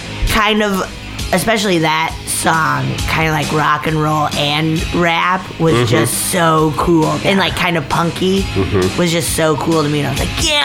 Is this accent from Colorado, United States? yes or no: yes; Breckenridge, Colorado, United States; now in Los Angeles, United States; Actually, Breckenridge. Originally, I'm from Summit County, Colorado.